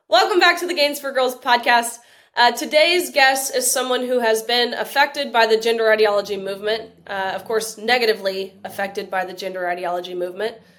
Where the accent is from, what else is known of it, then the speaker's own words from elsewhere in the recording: Tennessee, United States; my home state of Tennessee